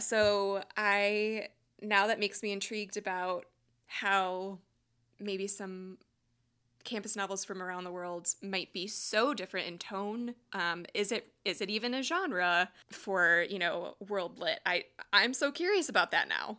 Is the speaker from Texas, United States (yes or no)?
no; Wisconsin, United States; I grew up in Wisconsin. That's home for me